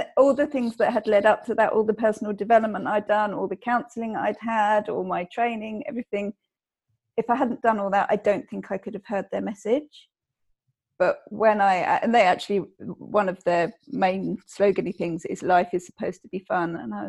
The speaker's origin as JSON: {"language": "English", "region": "England", "country": "United Kingdom", "said": "being English in being, and I think, fairly small-minded because it's an island."}